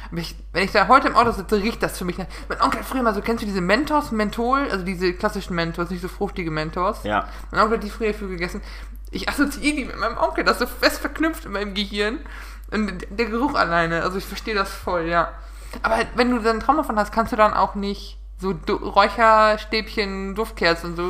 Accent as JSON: {"language": "German", "region": "North Rhine-Westphalia", "country": "Germany", "said": "Ich komme mal aus dem Münsterland."}